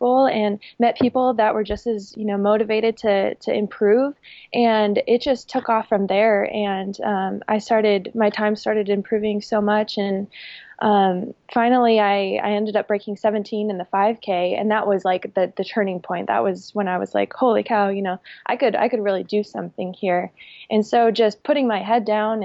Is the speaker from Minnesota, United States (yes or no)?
yes; Minnesota, United States; now in Boise, United States; I'm from Minnesota